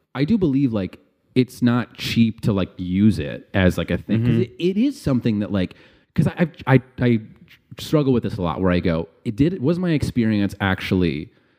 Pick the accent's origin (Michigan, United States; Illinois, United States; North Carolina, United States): Illinois, United States; Chicago; I grew up around like all like white kids in the suburbs.